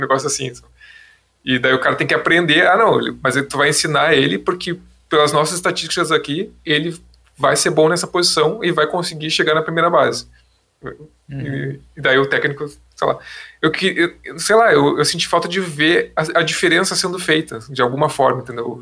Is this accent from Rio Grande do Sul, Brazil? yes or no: yes; Porto Alegre, Rio Grande do Sul, Brazil; a gente é de Porto Alegre